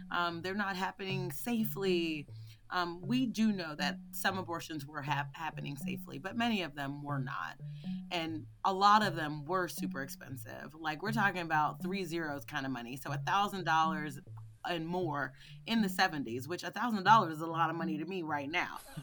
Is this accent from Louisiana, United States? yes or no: no; Philadelphia, Pennsylvania, United States; growing up in Philly